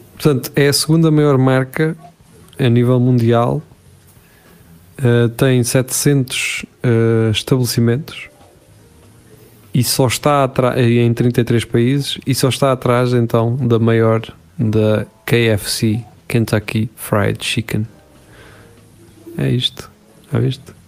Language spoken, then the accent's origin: Portuguese; Portugal